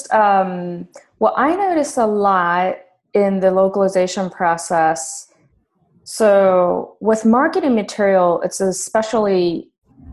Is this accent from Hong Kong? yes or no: no; Japan; moved away; also born or lived in New York, United States; I grew up in Japan in an English-speaking household. So I grew up knowing both Japanese and English as a bilingual